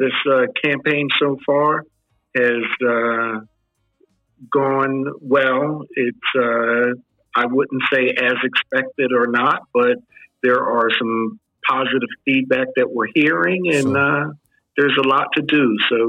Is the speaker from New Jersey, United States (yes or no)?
yes; Lawnside, New Jersey, United States; also born or lived in South Philadelphia; So I grew up here from a toddler. I attended public school through the Lawnside system. Attended high school at Haddon Heights, where most of the students from Lawnside go for high school.